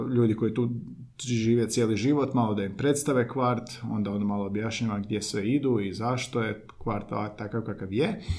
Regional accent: Belišće, Osijek-Baranja County, Croatia; now in Zagreb, Croatia; Ja sam iz Belišća i tamo nema kvartova.

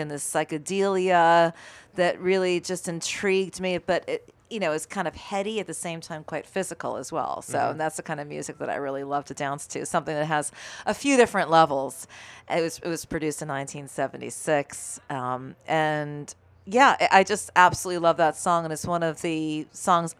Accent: Massachusetts, United States; moved away as an adult; also born or lived in London; now in New York City, United States; I came here from Massachusetts

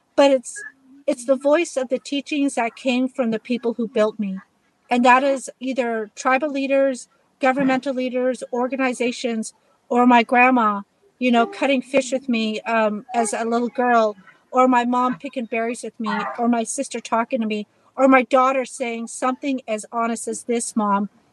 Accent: United States; as Native American people

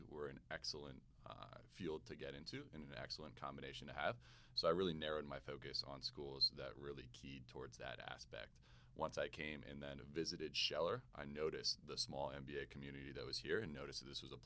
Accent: Connecticut, United States; moved away as an adult; now in Georgia, United States; I'm originally from Connecticut

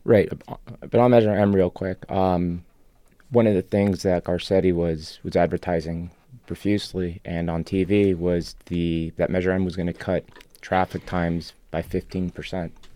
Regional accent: Buenos Aires, Argentina; first language Spanish; English is a second language; also born or lived in Europe / Chicago; now in Los Angeles, United States; I'm actually from Argentina, was born there. Uh, Spanish is my first language

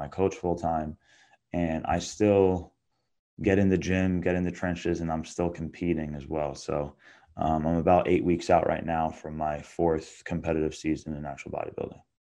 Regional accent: Long Island, New York, United States; I'm from Long Island, New York.

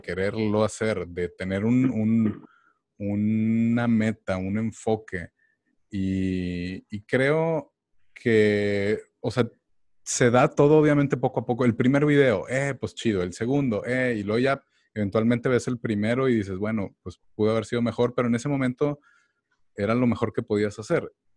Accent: Mexico; now in United States; uno como mexicano

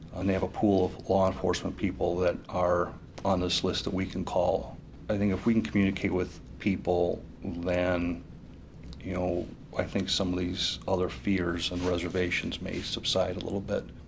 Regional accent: Valparaiso, Indiana, United States; also born or lived in New Mexico; I am pretty much a Valparaiso born and raised person.

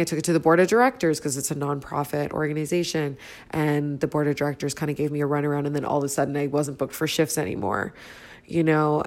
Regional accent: Toronto, Ontario, Canada; I'm from Toronto, Canada

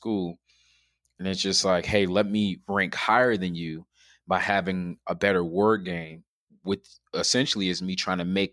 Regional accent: Chicago, Illinois, United States; Growing up in Chicago

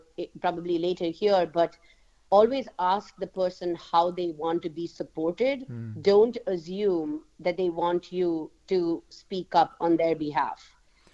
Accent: India; moved away as an adult; also born or lived in United States; now in Germany; I actually am born and raised in India, and I moved to Germany from the US because of my work

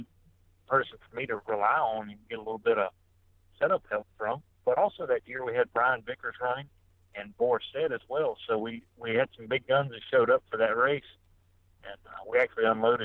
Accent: East Coast, United States; I grew up racing here on the East Coast

